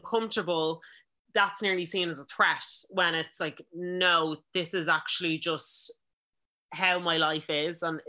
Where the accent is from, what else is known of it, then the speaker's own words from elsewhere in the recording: Ireland; us being Irish